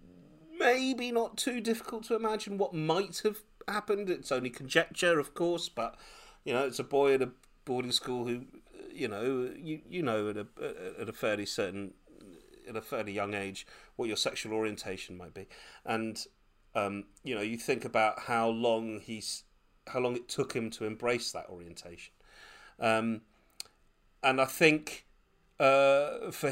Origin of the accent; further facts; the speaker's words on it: United Kingdom; I was born in Britain, and super Anglicised.